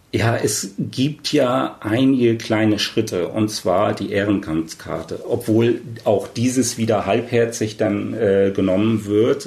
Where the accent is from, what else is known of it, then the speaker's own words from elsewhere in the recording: East Germany, Germany; als Ossi, dann halt eben auch der Quoten-Ossi